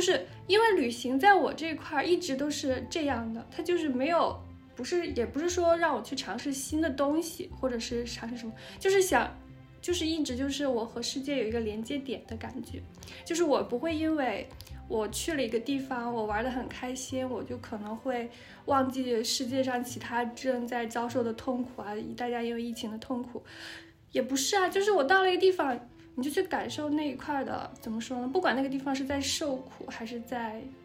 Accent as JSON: {"language": "Chinese", "region": "northern China", "country": "China", "said": "我是北方人嘛，我本来对高温，而且我们那个地方春，春暖夏凉的"}